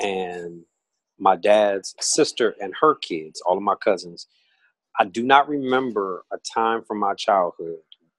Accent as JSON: {"language": "English", "town": "Toledo", "region": "Ohio", "country": "United States", "tie": "born or raised there", "moved": "as an adult", "lives_now": "Washington, D.C. area, United States", "said": "Born and raised in Toledo, Ohio, also known as the Glass City"}